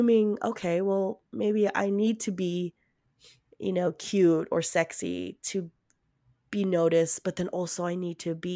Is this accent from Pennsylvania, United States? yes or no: no; Kansas, United States; moved away; also born or lived in Texas; So I grew up in the Midwest. I grew up in Kansas